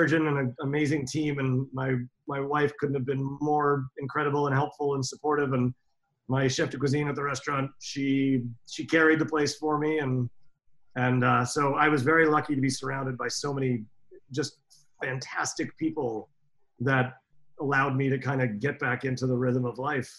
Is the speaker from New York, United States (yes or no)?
yes; New York City, New York, United States; I growing up in New York City restaurants and working around Europe, not just in Finland